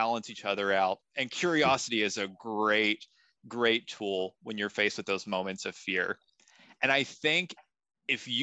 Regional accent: Kentucky, United States; I'm a nobody from Kentucky

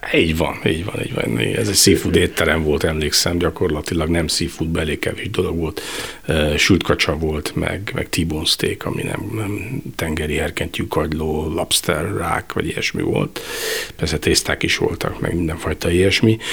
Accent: Veszprém, Veszprém County, Hungary; also born or lived in Balatonalmádi; ahol én fölnőttem, noha én Veszprémi vagyok, de mi Veszprémiek de Almádiban nőttem fel, tehát minden nyaramat Almádiba töltöttem

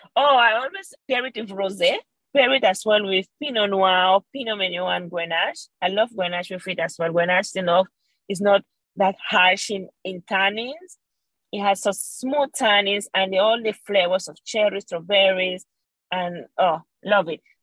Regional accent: Venezuela; moved away as an adult; now in Perth, Australia; I was raised and born in Venezuela

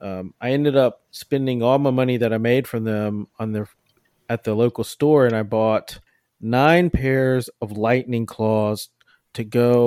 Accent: Mississippi, United States; moved away as an adult; also born or lived in Alabama; now in Houston, United States; originally I'm from Mississippi, and then I moved to Texas by way of Alabama about 10 years ago.

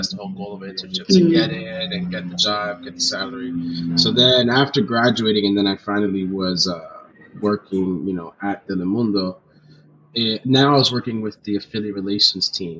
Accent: Union City, New Jersey, United States; I was born in Jersey, but my parents are Dominican. I'm Dominican, you know, proud Dominican. I grew up in New Jersey, right across the river from New York

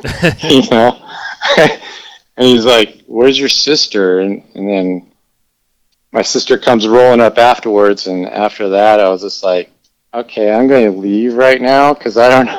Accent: Escondido, California, United States; also born or lived in Minnesota; I was born in Escondido, which is, like, 30 miles north of San Diego. And when I was 6 years old, we were transferred back to Minnesota, and we lived there for 9 months

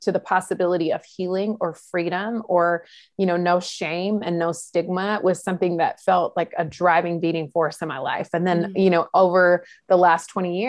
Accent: North Carolina, United States; in North Carolina, for those who are listening here in America, that's where I was raised

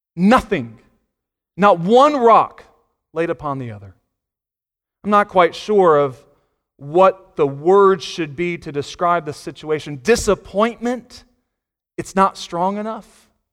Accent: Virginia Beach, Virginia, United States; I grew up in Virginia Beach

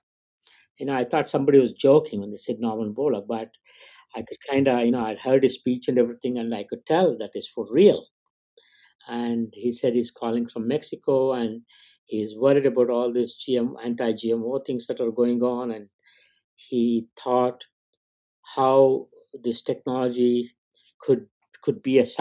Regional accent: India; moved away; I grew up in India.

